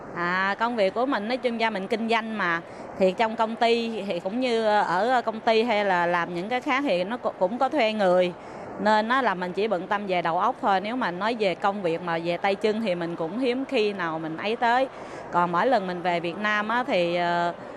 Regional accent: Ho Chi Minh City, Vietnam; moved away as an adult; now in Taiwan; sinh và lớn lên ở thành phố Hồ Chí Minh quận 5

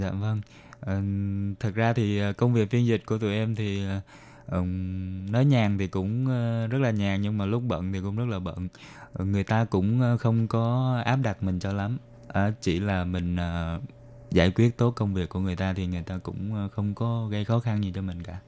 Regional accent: Ho Chi Minh City, Vietnam; moved away as an adult; now in Taiwan; mình đến từ thành phố Hồ Chí Minh.

